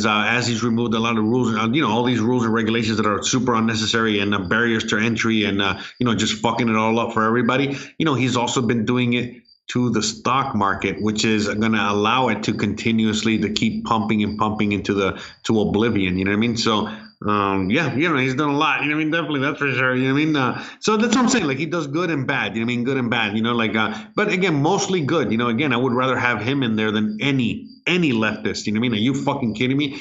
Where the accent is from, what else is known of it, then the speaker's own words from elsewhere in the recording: Miami, Florida, United States; moved away as an adult; now in Mexico; I'm from Miami